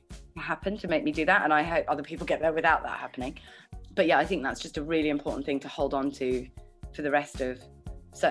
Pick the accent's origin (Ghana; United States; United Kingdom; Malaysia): United Kingdom; London; I was born in London and I've got two younger brothers